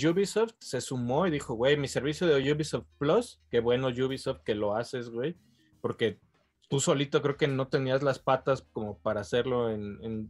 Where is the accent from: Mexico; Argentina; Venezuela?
Mexico; como mexicanos, como latinoamericanos